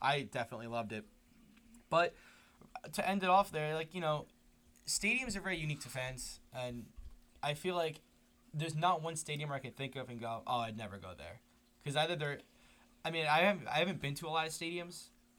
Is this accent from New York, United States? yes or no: yes; New York, United States; being a New Yorker